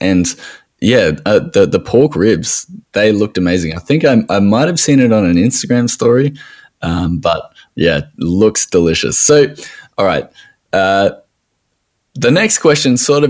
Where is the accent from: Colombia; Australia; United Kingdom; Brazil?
Australia